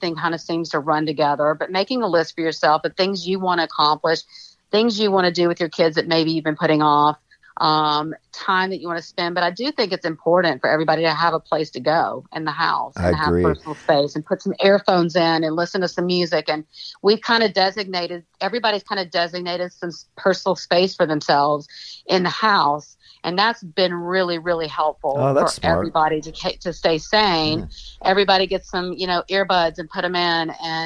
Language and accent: English; Jackson, Mississippi, United States; I grew up in Jackson, Mississippi in a Greek American household.